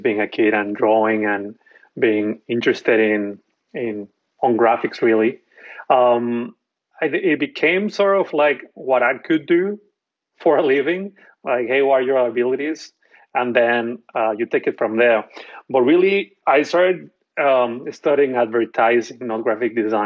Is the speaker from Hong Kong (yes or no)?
no; Mexico; moved away as an adult; now in New York, United States; I'm from Mexico